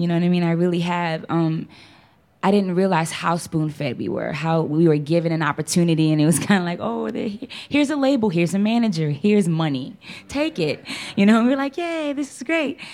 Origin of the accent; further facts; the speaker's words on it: New Orleans, Louisiana, United States; Born and raised in New Orleans, Louisiana.